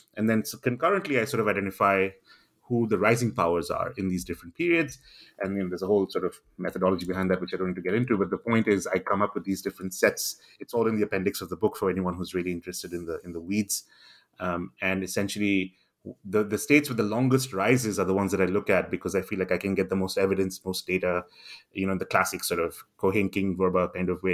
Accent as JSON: {"language": "English", "country": "India", "tie": "born or raised there", "also_born_or_lived": "Singapore", "moved": "as an adult", "lives_now": "London, United Kingdom", "said": "I grew up in India"}